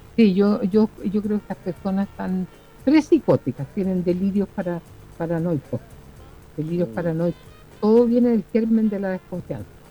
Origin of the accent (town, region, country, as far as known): Chile